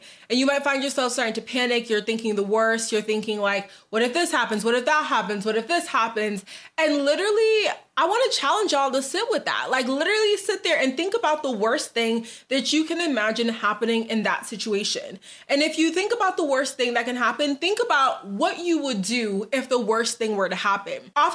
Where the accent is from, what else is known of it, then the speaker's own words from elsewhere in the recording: Boston, Massachusetts, United States; moved away as an adult; also born or lived in New Jersey; now in Dallas, United States; I'm originally from Boston